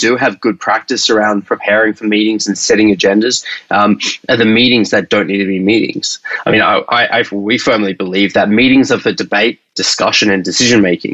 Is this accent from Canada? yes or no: no; Australia; accent: Australian; now in San Francisco, United States; I'm typically based in San Francisco, originally from Australia. That's my accent.